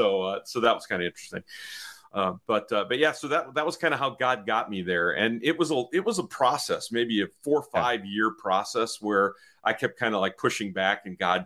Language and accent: English; Chicago, Illinois, United States; I grew up here in the Chicago area